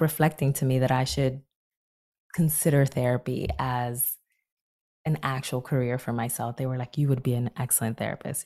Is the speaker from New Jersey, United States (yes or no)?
yes; Newark, New Jersey, United States; volunteering in my hometown of Newark, New Jersey